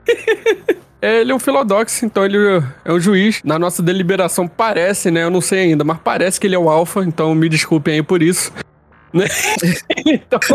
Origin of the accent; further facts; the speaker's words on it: Rio de Janeiro, Brazil; Eu sou do Rio de Janeiro, deve ter percebido pelo meu sotaque.